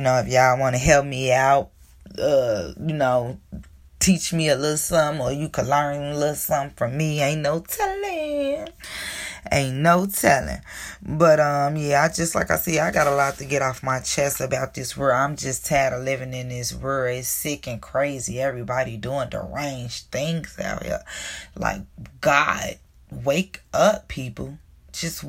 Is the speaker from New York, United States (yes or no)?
no; Chicago, Illinois, United States; I was born in Chicago, Illinois, born and raised all my life in this terrible, terrible city of mine